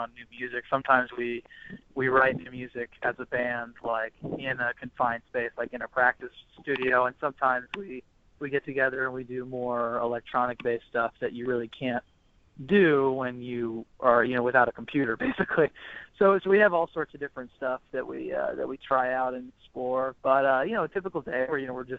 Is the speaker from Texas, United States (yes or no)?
yes; Houston, Texas, United States; also born or lived in Austin; I grew up in Houston, so I grew up going to the rodeo